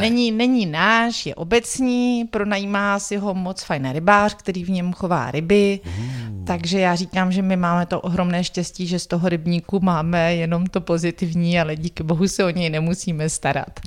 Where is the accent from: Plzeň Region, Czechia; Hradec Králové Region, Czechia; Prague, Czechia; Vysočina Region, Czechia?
Vysočina Region, Czechia; Jihlava; Já jsem holka z Vysočiny. Su holka z Vysočiny.